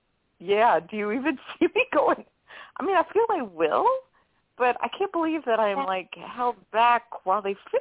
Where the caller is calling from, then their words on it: New Orleans, Louisiana, United States; from New Orleans.